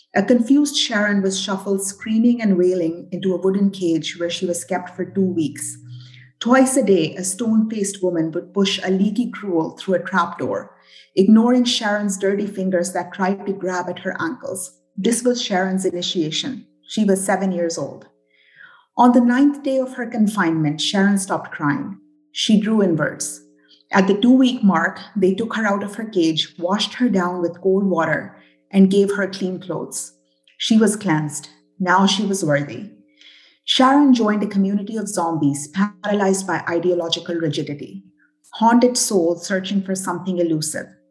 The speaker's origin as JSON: {"language": "English", "region": "British Columbia", "country": "Canada", "also_born_or_lived": "Burnaby", "said": "BC gal through and through"}